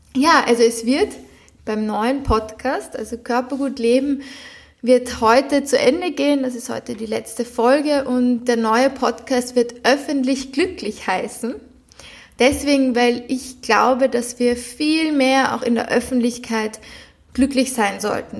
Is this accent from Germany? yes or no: no; Vienna, Austria; moved away as an adult; ich bin zum Beispiel in Wien geboren, bin, habe bis jetzt immer in Wien gewohnt